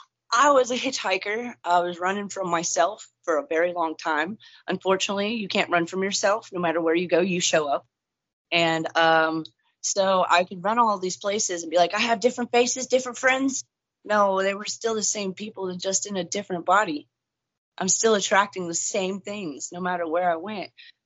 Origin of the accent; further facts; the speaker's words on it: Texas, United States; also born or lived in Kentucky / Nebraska / Missouri / Iowa; No, I was born and raised in Texas mostly.